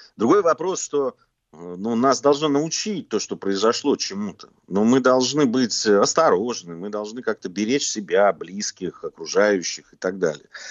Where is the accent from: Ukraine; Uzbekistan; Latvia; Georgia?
Georgia; Я как грузин